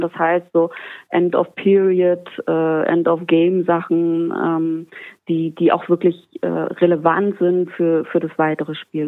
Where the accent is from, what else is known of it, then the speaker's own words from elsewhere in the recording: Germany; bei uns in Deutschland